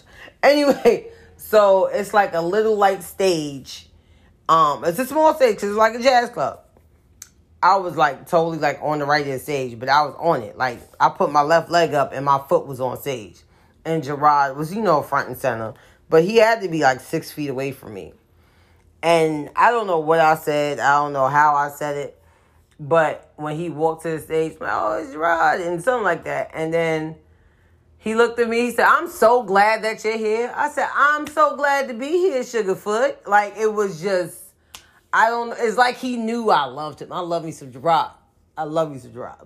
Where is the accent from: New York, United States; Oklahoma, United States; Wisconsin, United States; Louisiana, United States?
New York, United States; I'm from New York